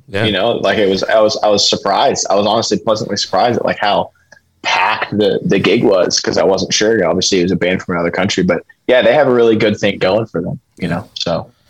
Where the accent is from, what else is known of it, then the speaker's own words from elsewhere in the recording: Kentucky, United States; we're from Kentucky, you know, so it's like, it's a similar vibe.